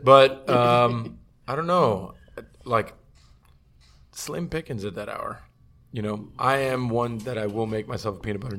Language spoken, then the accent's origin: English; Miami, Florida, United States; I grew up by there. I grew up in Shenandoah.